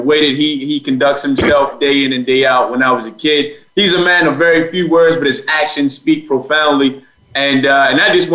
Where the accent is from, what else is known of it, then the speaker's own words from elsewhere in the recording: Baltimore, Maryland, United States; I was born in Baltimore on the east side of Baltimore. So if you're familiar with the area, by Old Memorial Stadium is where I grew up.